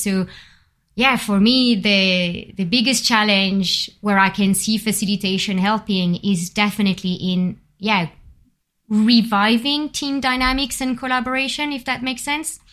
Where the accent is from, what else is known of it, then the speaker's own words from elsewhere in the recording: Bordeaux, Nouvelle-Aquitaine, France; accent: French; English is a second language; moved away as an adult; also born or lived in Paris; now in London, United Kingdom; I've been, uh, growing up in Bordeaux.